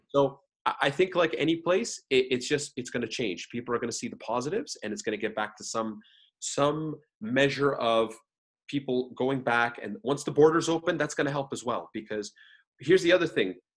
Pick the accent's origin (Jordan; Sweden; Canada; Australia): Canada; I'm a Canadian coming there